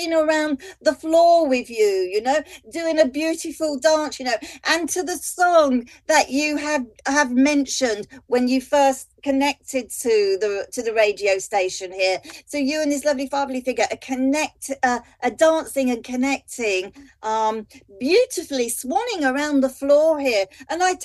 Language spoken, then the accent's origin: English; London, United Kingdom; Being a Londoner